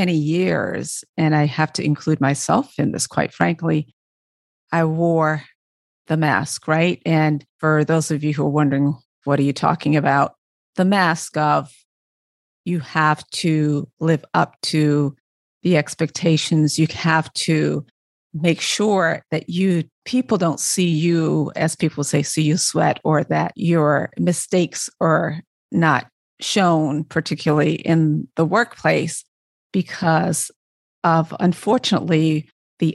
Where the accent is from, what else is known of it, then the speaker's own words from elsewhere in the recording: Barbados; I'm from Barbados, West Indies.